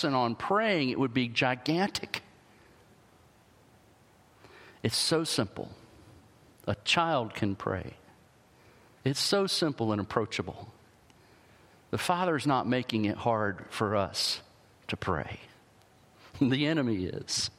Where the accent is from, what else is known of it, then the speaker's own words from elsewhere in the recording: the South, United States; I grew up in the South